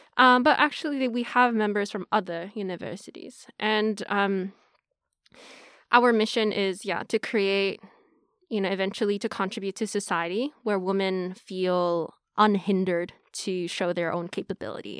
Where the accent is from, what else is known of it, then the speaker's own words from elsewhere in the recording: Tokyo, Japan; also born or lived in Hong Kong / United States; I'm Japanese from Tokyo. I grew up a little bit in Hong Kong, um, then after that in Japan.